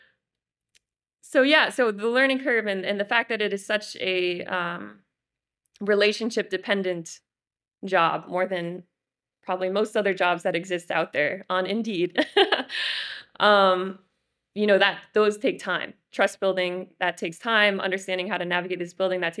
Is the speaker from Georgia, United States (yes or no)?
no; White River Junction, Vermont, United States; working at a storefront in my hometown in White River Junction